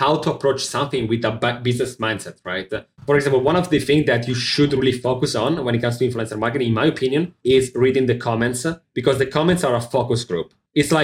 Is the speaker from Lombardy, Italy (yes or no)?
yes; Milan, Lombardy, Italy; also born or lived in Manhattan, New York; now in New York, United States; I'm from Milano in Italy, north of Italy.